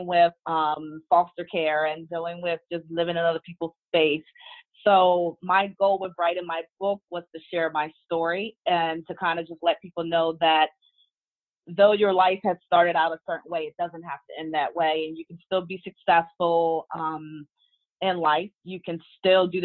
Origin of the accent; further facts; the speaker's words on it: Washington, District of Columbia, United States; also born or lived in Maryland; I am from the Washington, D.C. metropolitan area. I actually reside in Maryland